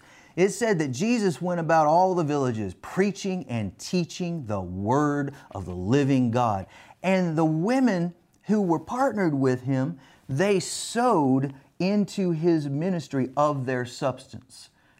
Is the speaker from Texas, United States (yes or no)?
yes; Texas, United States; Right here in my home state of Texas.